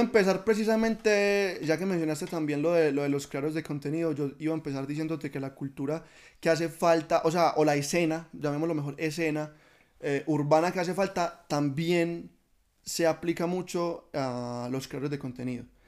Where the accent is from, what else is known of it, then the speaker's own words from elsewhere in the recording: Oriente Antioqueño, Antioquia, Colombia; yo amo el lugar de donde soy y quiero representarlo siempre